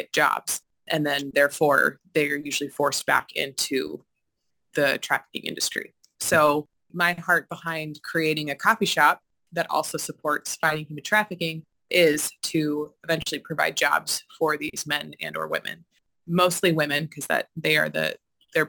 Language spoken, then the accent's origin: English; Washington, United States; now in Madison, United States; I'm originally from Washington State